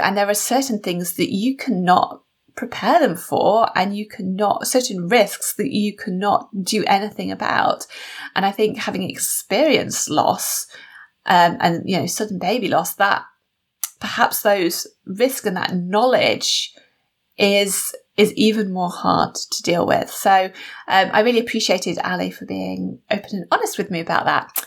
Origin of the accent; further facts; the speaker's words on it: United Kingdom; built into my DNA or our DNA as British people